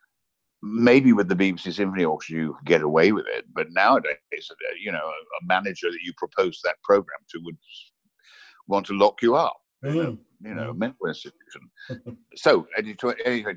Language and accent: English; Watford, East of England, United Kingdom; moved away as an adult; also born or lived in Sussex / Rome; I grew up in Watford, on the outskirts of Watford